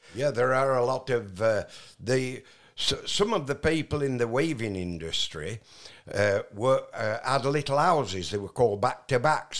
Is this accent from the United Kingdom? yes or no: yes; Barnoldswick, Yorkshire and the Humber, United Kingdom; also born or lived in Austria; I was raised in a little town called Barnolds, whi-, which is in between Skipton and Burnley.